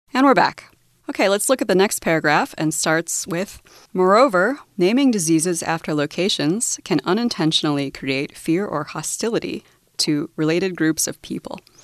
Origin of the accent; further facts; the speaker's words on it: United States; now in Taiwan; I'm from the US, so my nationality is American